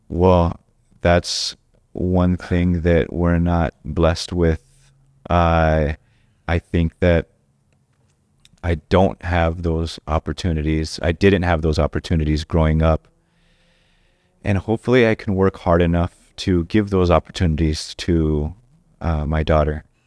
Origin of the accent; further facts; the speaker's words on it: Orange County, California, United States; also born or lived in Anaheim / Boyle Heights, Los Angeles; I grew up in Orange County